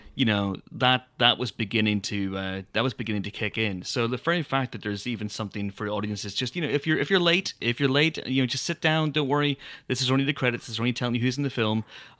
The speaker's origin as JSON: {"language": "English", "region": "Ulster", "country": "Ireland", "said": "I'm from Donegal."}